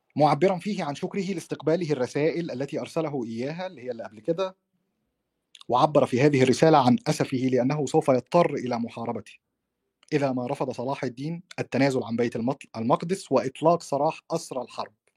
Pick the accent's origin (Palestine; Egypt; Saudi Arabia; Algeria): Egypt; عندنا في مصر